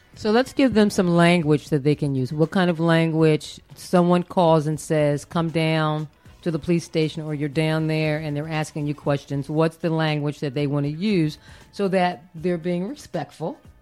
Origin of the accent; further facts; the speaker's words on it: Philadelphia, Pennsylvania, United States; I'm originally from Philadelphia